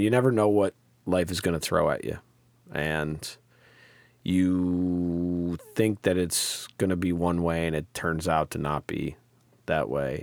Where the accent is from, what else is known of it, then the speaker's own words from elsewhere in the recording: Troy, New York, United States; I grew up in South Troy